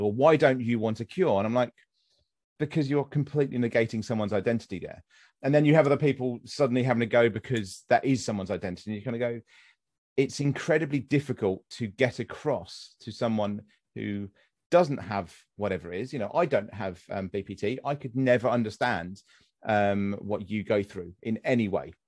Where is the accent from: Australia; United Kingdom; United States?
United Kingdom; accent: British; a British person with my accent